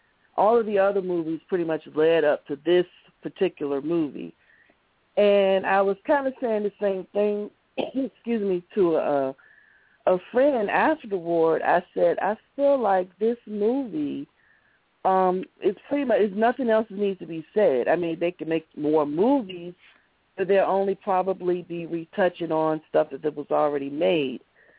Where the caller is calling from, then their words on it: Baltimore, Maryland, United States; I'm calling from Baltimore.